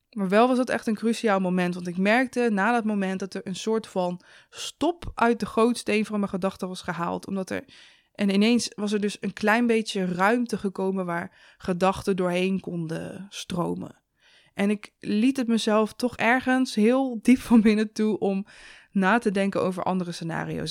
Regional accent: Zevenaar, Gelderland, Netherlands; door die omgeving waar ik ben opgegroeid

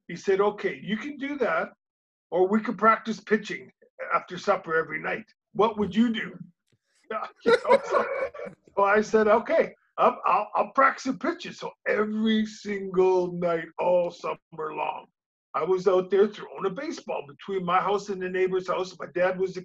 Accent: Winnipeg, Manitoba, Canada; growing up in Winnipeg, I was probably best as a baseball player

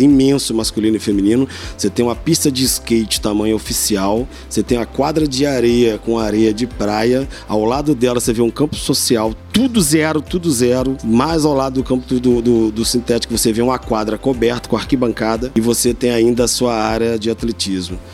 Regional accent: Três Rios, Rio de Janeiro, Brazil; sou nascido e criado em Três Rios

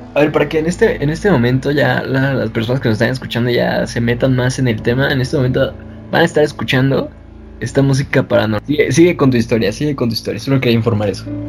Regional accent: Mexico City, Mexico; nosotros los chilangos

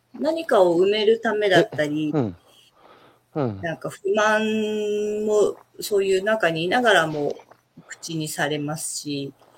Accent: Tokyo, Japan; moved away as an adult; also born or lived in Setoda, Onomichi, Hiroshima / Kamakura / Sapporo; now in Onomichi, Japan; 東京です。ずっと東京生まれ、東京育ちで

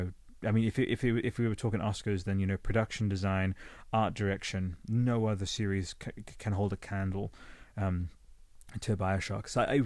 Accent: Australia; moved away; Sometimes the Australian will just slip in there, rice, the human race. I am Australian, but I never really absorbed the accent, even though I've been here for over 27 years, so there you go.

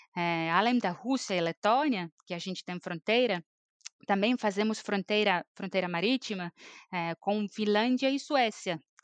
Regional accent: Estonia; Portuguese is a second language; also born or lived in São Paulo, Brazil; eu sou estoniana, mas eu morei no Brasil, em São Paulo, por quase sete anos e acabei voltando para a Estônia

